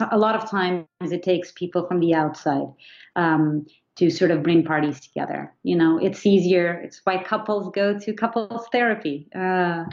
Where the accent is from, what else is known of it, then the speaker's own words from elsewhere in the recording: Portugal; moved away as an adult; also born or lived in New York, United States; now in United States; I grew up in Portugal